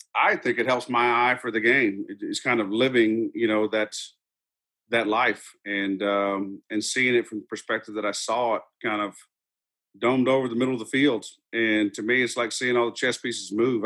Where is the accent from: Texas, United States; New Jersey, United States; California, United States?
Texas, United States; Dripping Springs; I was born and raised in Dripping Springs, Texas, right outside Austin